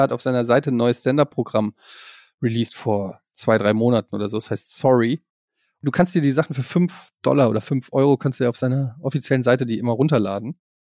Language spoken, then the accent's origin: German; Frankfurt, Hesse, Germany; also born or lived in Berlin; now in Hamburg, Germany; Ich bin ja gebürtiger Frankfurter, wohne in Hamburg, war in Berlin